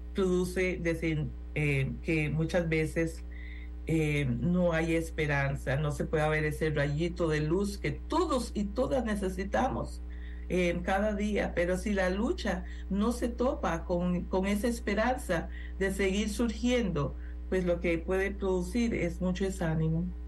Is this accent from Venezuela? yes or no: no; Costa Rica; En Costa Rica somos la Suiza centroamericana